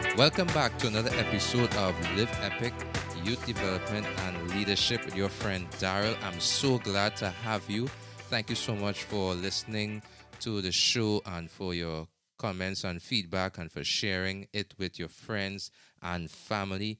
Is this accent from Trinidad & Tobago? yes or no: yes; Trinidad & Tobago; now in United States; in my home country, in Trinidad and Tobago